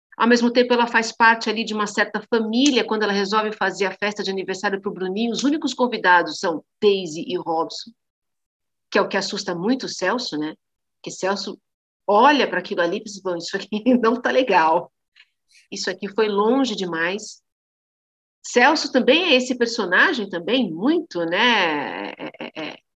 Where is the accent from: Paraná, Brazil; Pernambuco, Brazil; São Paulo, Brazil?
São Paulo, Brazil; São Bernardo do Campo; fui alfabetizada numa escola pública em São Bernardo do Campo, onde eu fui criada.